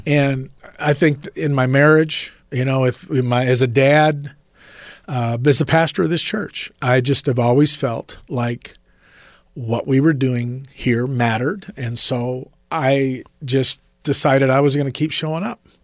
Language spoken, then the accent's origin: English; Rialto, California, United States; in the early '70s in Southern California, where we were, I'm from Rialto, California